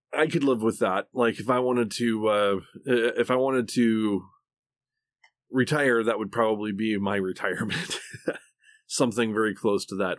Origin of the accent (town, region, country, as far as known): Oklahoma, United States; accent: Okie; also born or lived in Michigan